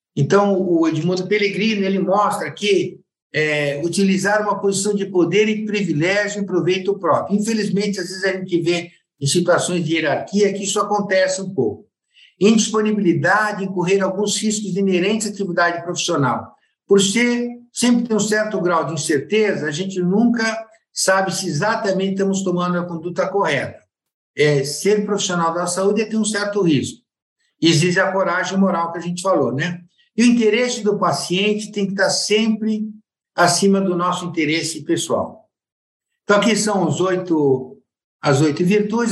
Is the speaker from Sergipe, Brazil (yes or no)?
no; Piracaia, São Paulo, Brazil; also born or lived in Buenos Aires suburbs, Argentina; apesar de ter nascido na Argentina, eu fui criado em Piracaia